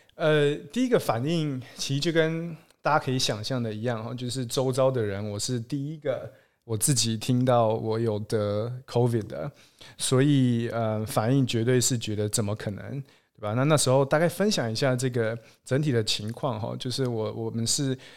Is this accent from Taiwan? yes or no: yes; Taiwan; moved away as an adult; also born or lived in Los Angeles, United States; now in Seattle, United States; 我们两个其实都算是土生土长，在台湾长，出生长大的台湾人